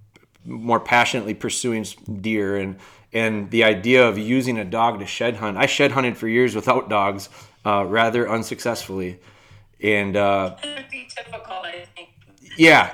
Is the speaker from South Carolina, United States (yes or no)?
no; Wisconsin, United States; I'm from Wisconsin, and up here, you know, the deer hunting culture is really strong. And I was raised a deer hunter.